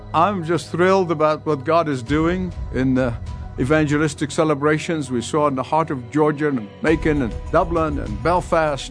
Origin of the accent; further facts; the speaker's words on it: Egypt; moved away; go back to my home country, to Egypt